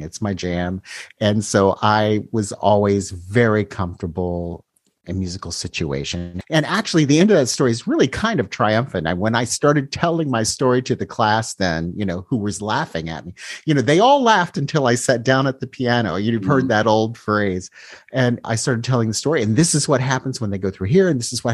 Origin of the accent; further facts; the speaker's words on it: Columbus, Ohio, United States; in Columbus, Ohio, we had indoor recess because of snow.